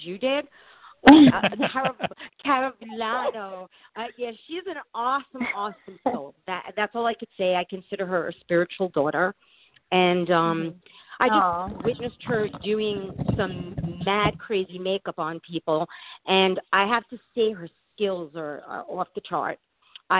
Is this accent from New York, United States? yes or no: yes; New York City, New York, United States; accent: New York; also born or lived in Florida; I am a New Yorker, so you will definitely hear the New York accent